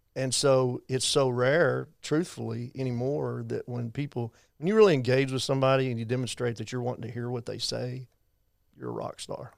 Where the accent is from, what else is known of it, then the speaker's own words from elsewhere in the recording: Abilene, Texas, United States; Growing up in Abilene, I was not gonna go to A C U